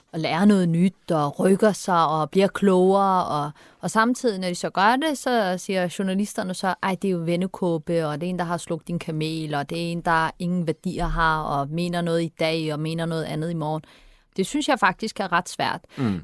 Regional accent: Turkey; also born or lived in Vesterbro, Copenhagen, Denmark; now in Denmark; jeg er fra Tyrkiet

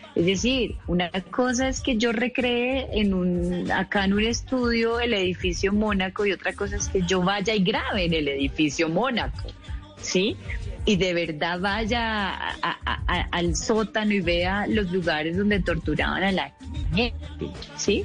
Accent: Colombia; como colombiana

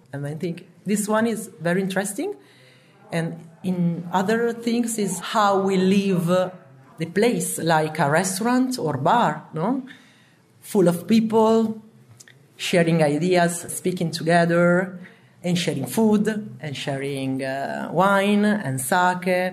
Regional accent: Emilia-Romagna, Italy; English is a second language; now in Turin, Italy; I'm from Emilia and I was born in a restaurant.

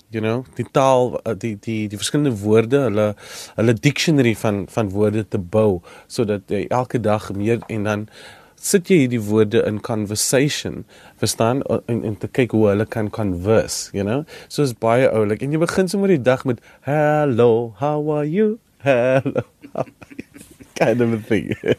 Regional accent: South Africa

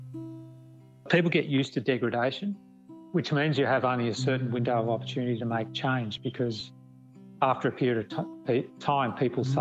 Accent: Kerang, Victoria, Australia; From where I grew up in Kerrang

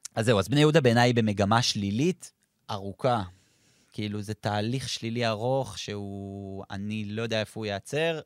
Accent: Kfar Saba, Central District, Israel; אני כפר סבאי במקור, וכי גדלתי בהפועל כפר סבא הרבה שנים

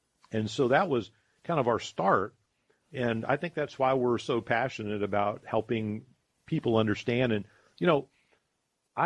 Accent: Columbus, Ohio, United States; also born or lived in Charleston, South Carolina; I grew up here in Columbus, and I love our city

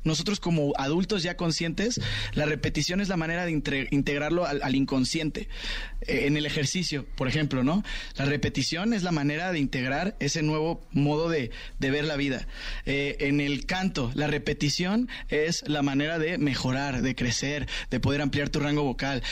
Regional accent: Mexico; como mexicanos

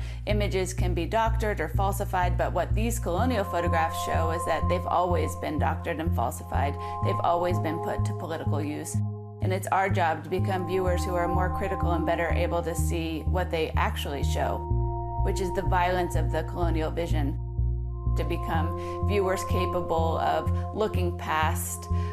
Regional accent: United States; being an American

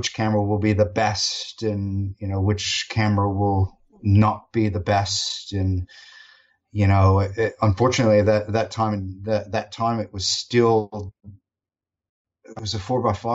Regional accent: United States; now in Australia; I will always be an American, or a US-based American

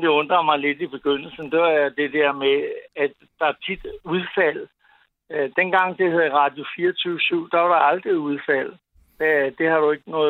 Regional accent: Copenhagen, Capital Region of Denmark, Denmark; Nu er jeg københavner, men

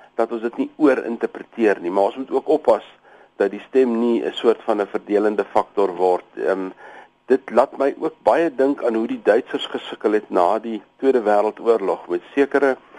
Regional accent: South Africa; as 'n Suid-Afrikaner

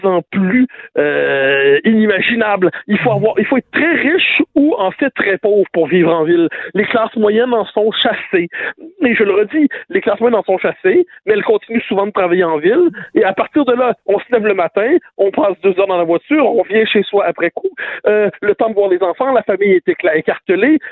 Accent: Lorraine, Quebec, Canada; je viens de la banlieue nord, je viens de Ville-de-Lorraine sur la rive nord

